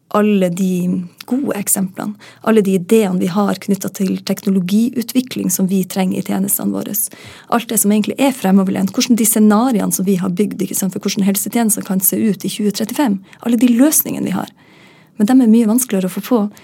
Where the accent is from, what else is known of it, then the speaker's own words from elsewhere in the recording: Northern Norway, Norway; Nå er jeg nordlending